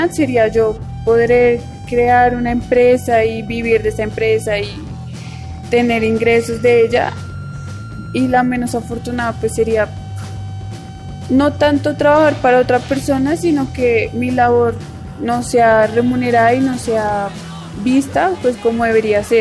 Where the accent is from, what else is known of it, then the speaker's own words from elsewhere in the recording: Bogotá, Colombia; soy de Bogotá, Colombia, estudio Administración de Empresas en la Universidad del Bosque.